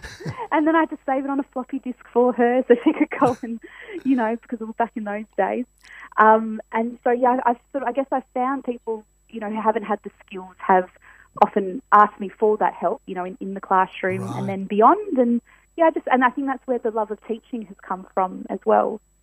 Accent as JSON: {"language": "English", "town": "Perth", "region": "Western Australia", "country": "Australia", "tie": "born or raised there", "said": "born and born and bred in Perth."}